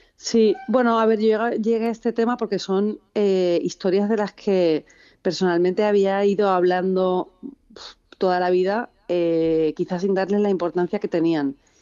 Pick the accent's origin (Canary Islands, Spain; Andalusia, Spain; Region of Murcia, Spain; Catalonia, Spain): Andalusia, Spain; Seville; yo, soy de Sevilla